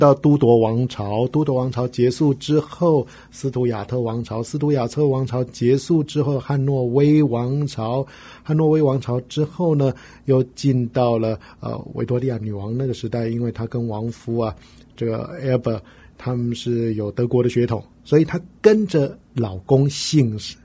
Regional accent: Taiwan; 我们台湾人

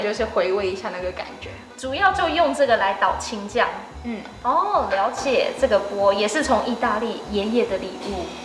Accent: Taiwan; 土生土长的台湾人

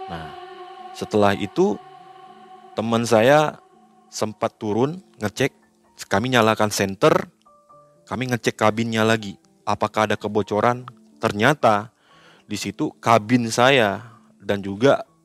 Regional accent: West Kalimantan, Indonesia; Saya bilang kalau kita orang Kalimantan kalau nggak minum air kopi ini, ya kejadiannya seperti ini.

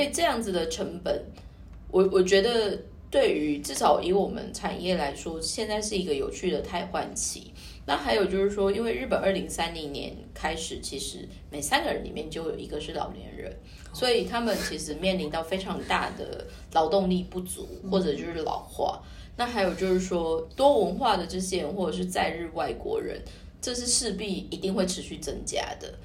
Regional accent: Taiwan; 我们台湾人

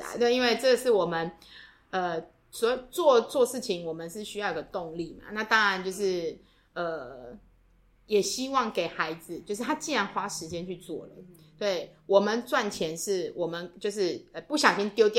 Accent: Taiwan; 我们从台湾来

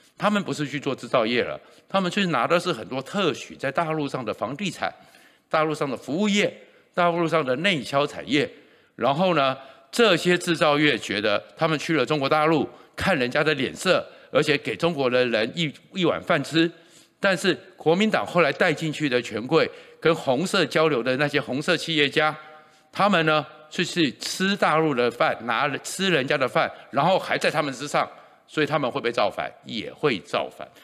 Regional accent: Taiwan; 我是全中华民国在台湾出生率最高的那一年

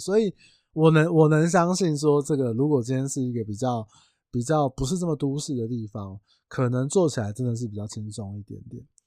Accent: Tainan, Taiwan; 因为我是台南人

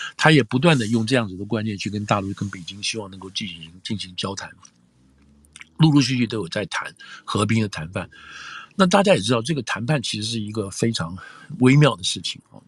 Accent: Taiwan; now in United States; 我的背景是台湾来的

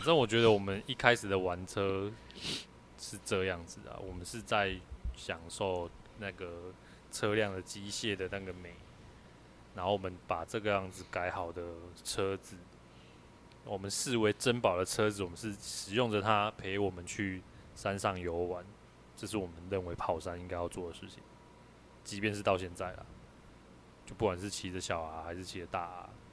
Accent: Kaohsiung, Taiwan; 我就高雄人啊，我就乡下人啊，我台语当然好啊

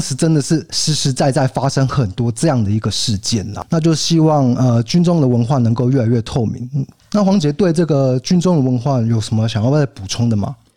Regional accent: Kaohsiung, Taiwan; now in Tainan, Taiwan; 我身为一个高雄人，北漂到台南

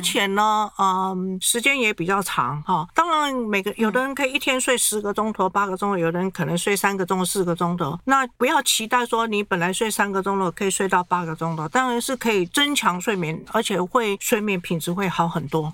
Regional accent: Taiwan; 我们台湾人一定要一颗里面什么都有

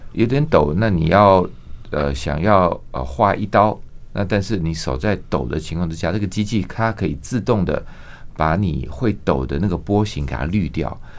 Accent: Taiwan; 台湾长大，因为，呃，妈妈是本省人

